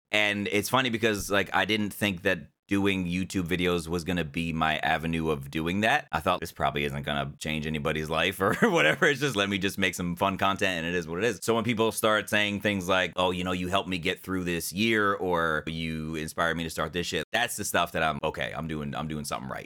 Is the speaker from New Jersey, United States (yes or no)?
yes; New Jersey, United States; I was born in New Jersey. I grew up there